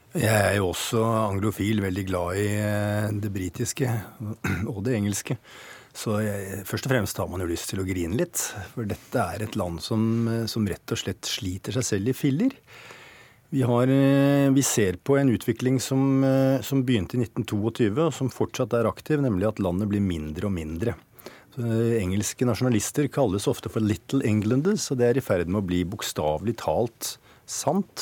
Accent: Norway; jeg som nordmann

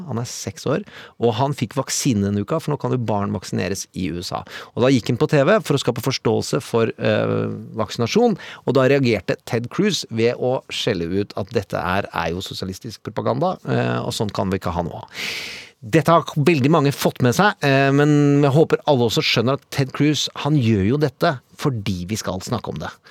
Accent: Mysen, Østfold, Norway; Jeg vokste opp i Mysen

